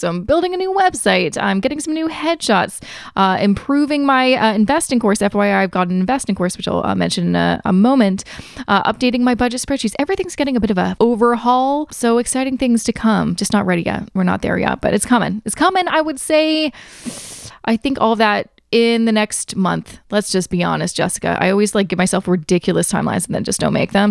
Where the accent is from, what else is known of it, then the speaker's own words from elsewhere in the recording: Canada; I am also Canadian